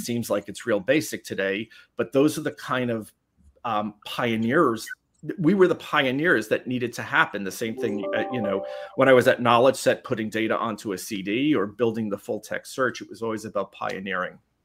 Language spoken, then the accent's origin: English; New York City, New York, United States; the Bronx, New York. so I grew up in New York City.